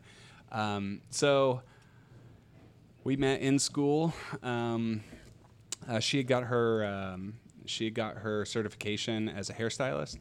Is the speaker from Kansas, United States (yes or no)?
yes; Kansas, United States; also born or lived in Australia; my brother and I, we grew up here, uh, just north of town